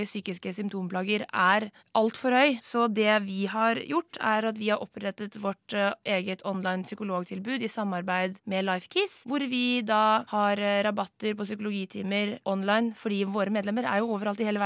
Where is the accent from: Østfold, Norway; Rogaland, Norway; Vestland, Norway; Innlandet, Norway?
Vestland, Norway; Jeg er 22 år, og jeg kommer fra Hardanger.